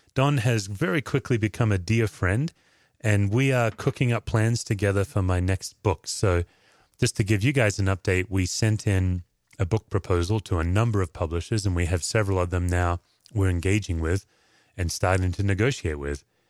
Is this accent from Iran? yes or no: no; Perth, Western Australia, Australia; moved away; I do think of Perth, Australia. That's home.